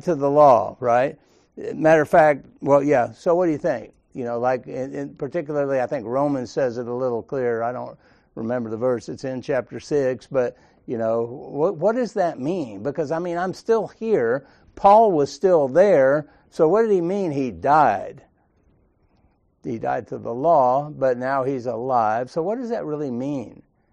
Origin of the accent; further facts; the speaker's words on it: Sandy Springs, Georgia, United States; growing up in Sandy Springs, everybody was Baptist except us